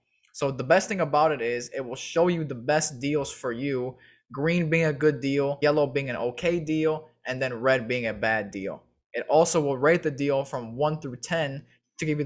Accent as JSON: {"language": "English", "town": "Chicago", "region": "Illinois", "country": "United States", "tie": "born or raised there", "said": "I'm from Chicago, born and raised."}